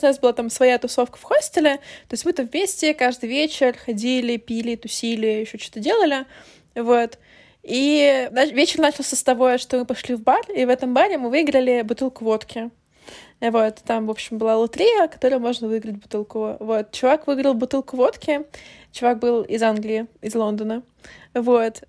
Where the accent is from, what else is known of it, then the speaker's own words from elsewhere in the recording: Ukraine; moved away; я из Украины